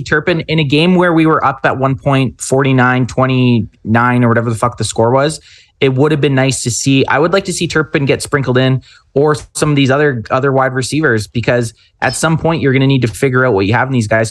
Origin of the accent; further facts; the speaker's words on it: Canada; We're Canadian.